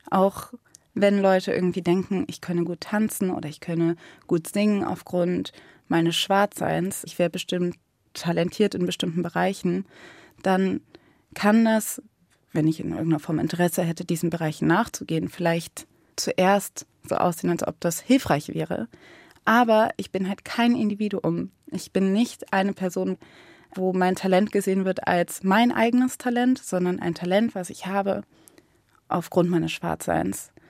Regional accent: Cologne, North Rhine-Westphalia, Germany; Und was ich halt oft erlebt habe bei dieser Frage, wo kommst du her? Und ich sage aus Köln

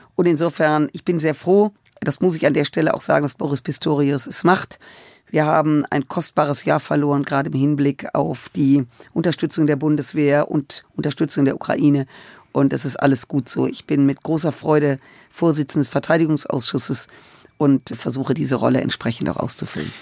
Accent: Germany; wir in Deutschland und als Deutsche

